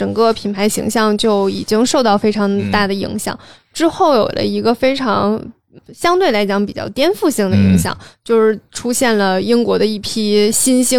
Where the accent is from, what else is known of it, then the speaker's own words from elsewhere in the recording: Northeast China, China; 我们东北人说话都比较夸张。